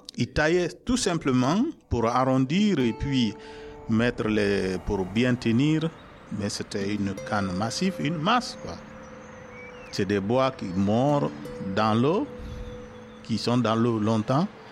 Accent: Guinea; moved away; j'ai 50 ans cette année euh, je viens de la Guinée

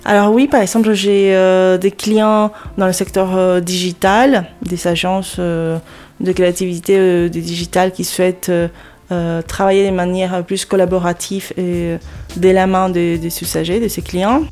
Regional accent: Lima, Peru; moved away as an adult; also born or lived in Paris, France; now in Hauts-de-France, France; Je suis née au Pérou, à Lima et euh, j'ai vécu là-bas euh, presque toute ma vie

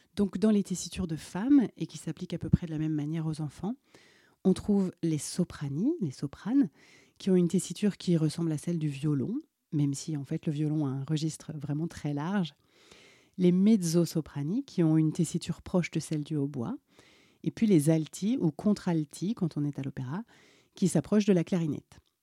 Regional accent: Alsace, Grand Est, France; pendant mon enfance en Alsace

